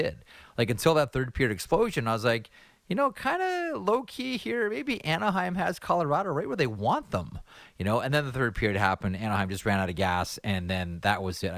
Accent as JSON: {"language": "English", "country": "Canada", "said": "a Canadian hockey fan"}